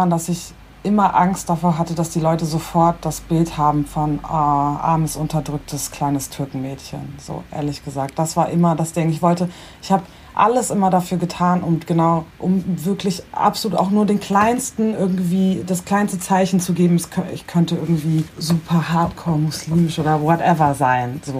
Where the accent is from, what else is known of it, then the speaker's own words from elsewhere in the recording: Bremen, Germany; also ich bin zwar in Bremen geboren und aufgewachsen, das ist super durchmischt